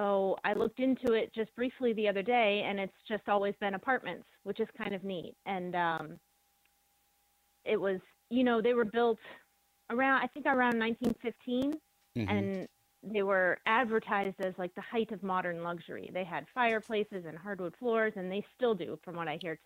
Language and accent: English; Erie, Pennsylvania, United States; I was born in Erie. I grew up on 34th and French